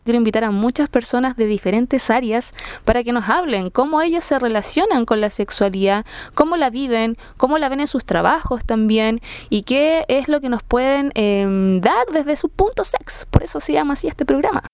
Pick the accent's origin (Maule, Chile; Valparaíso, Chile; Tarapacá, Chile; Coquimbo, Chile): Valparaíso, Chile; Quilpué; moved away as an adult; now in Santiago, Chile; soy de Quilpué, Ciudad del Sol